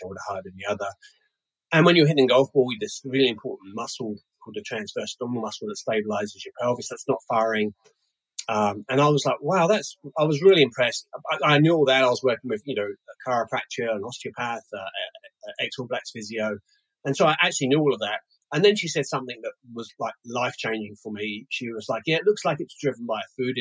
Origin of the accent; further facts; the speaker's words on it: London, United Kingdom; also born or lived in United States; now in New Zealand; I'm originally from London